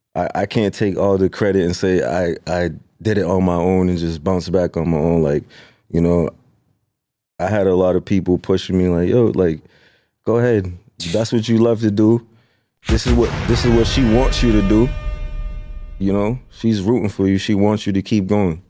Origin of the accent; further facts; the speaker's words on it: Lynn, Massachusetts, United States; I'm from Lynn, Sin City